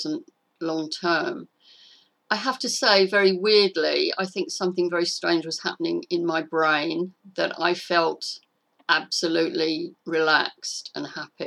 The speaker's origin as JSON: {"language": "English", "town": "Clacton-on-Sea", "region": "East of England", "country": "United Kingdom", "tie": "born or raised there", "moved": "yes", "lives_now": "Sussex, United Kingdom", "said": "I was brought up in Clacton-on-Sea in Essex"}